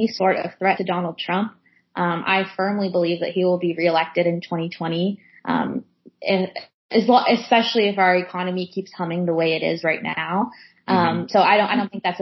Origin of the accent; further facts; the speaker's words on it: San Francisco Bay Area, California, United States; also born or lived in Los Angeles; I was born and raised in the Bay Area, San Francisco Bay Area, then moved to Los Angeles for college.